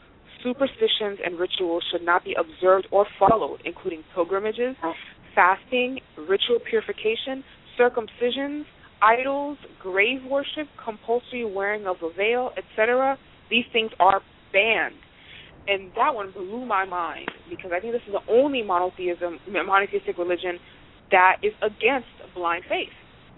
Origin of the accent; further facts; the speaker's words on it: India; being Indian, and this is a hairy people. Indians are known for having a lot of hair on their heads and on their bodies.